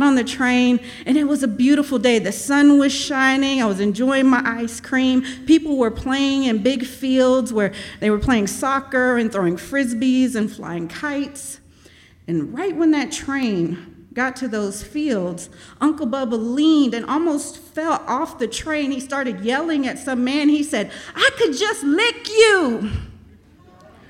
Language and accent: English; Austin, Texas, United States; also born or lived in East St. Louis, Illinois; I moved to Austin from East St. Louis in the early 80s with my mom. I was 4 years old